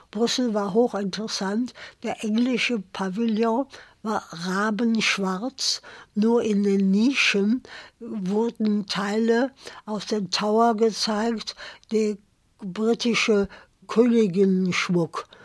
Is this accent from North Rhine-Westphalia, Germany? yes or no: yes; Cologne, North Rhine-Westphalia, Germany; moved away; also born or lived in southern Germany; ich bin geborene Kölnerin